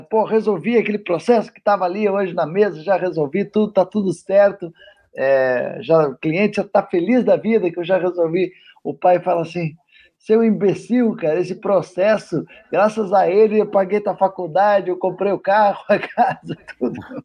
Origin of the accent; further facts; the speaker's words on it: Curitiba, Paraná, Brazil; eu sou de Curitiba